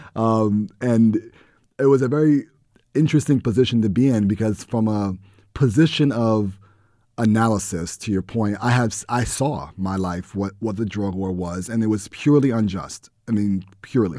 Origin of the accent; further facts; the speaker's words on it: New York City, New York, United States; growing up in the Bronx and living in the Bronx